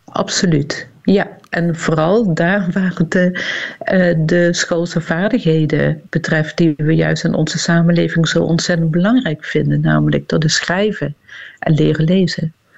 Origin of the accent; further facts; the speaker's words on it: Limburg, Netherlands; accent: Limburgish; Iedere lange ei, dat is een, een woord met een i in mijn dialect